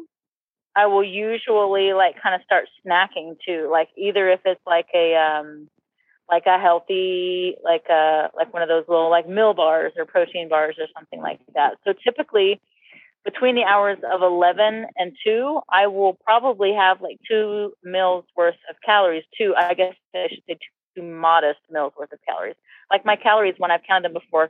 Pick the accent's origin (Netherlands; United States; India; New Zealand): United States; the South; I grew up in the South